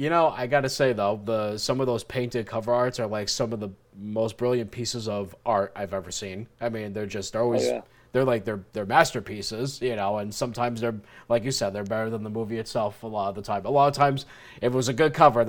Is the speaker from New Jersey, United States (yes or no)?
yes; New Jersey, United States; I grew up in Jersey